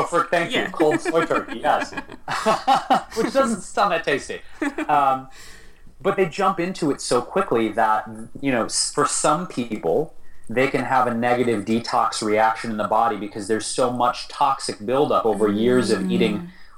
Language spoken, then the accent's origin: English; Detroit, Michigan, United States; now in Los Angeles, United States; my hometown, Detroit